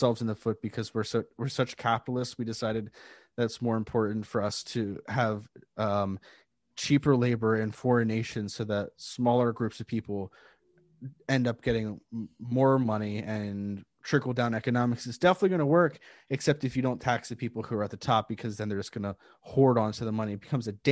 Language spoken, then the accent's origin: English; United States; As an American